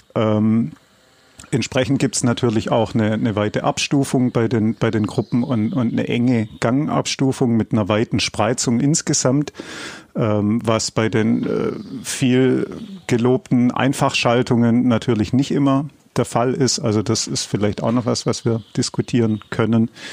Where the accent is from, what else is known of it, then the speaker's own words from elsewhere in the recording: Swabia, Baden-Württemberg, Germany; ich als Schwabe